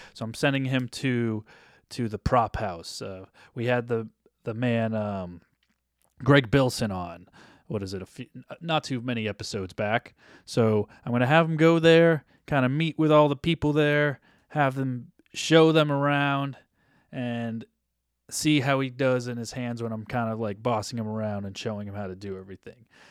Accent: New Hampshire, United States; now in Los Angeles, United States; I grew up in New Hampshire, but live in LA.

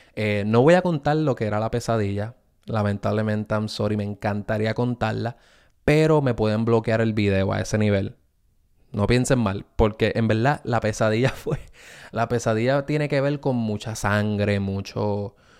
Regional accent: Puerto Rico; yo me crié en Puerto Rico

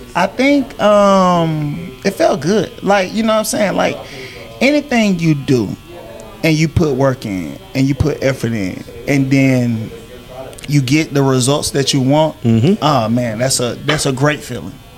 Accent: Griffin, Georgia, United States; small town country boy, born and raised in Griffin, Georgia

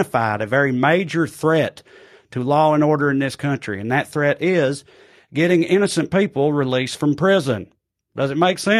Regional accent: United States; I'm from America

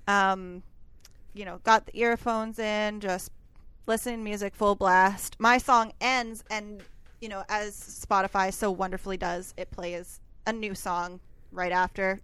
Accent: Canada; I'm a Canadian who doesn't speak French

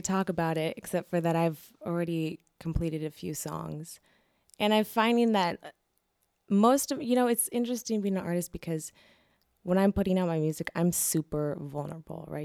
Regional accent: Seattle, Washington, United States; also born or lived in Boston; I went back to, uh, Seattle. So I lived in Boston from two thousand, uh, six to two thousand eleven. So solid five years there. And then I decided I wanna go back home

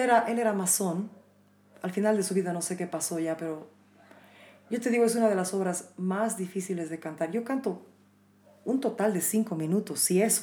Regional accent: Bolivia; en mi país nunca piensan que soy de aquí

